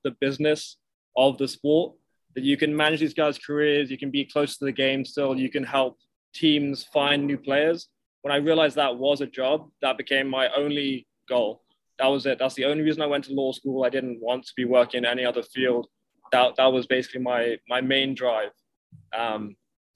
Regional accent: United Kingdom; also born or lived in Miami, United States; now in United States; I am British. I have been in America for 10 years at this point

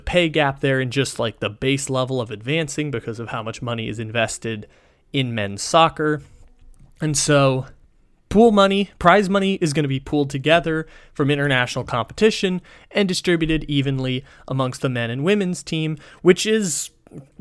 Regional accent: San Diego, California, United States; my hometown

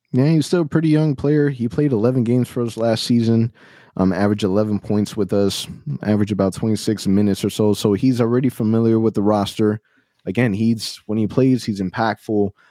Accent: Orlando, Florida, United States; I'm born and raised in Orlando.

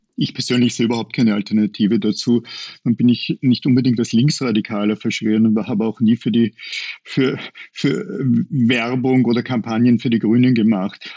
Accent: Upper Austria, Austria; Als Oberösterreicher

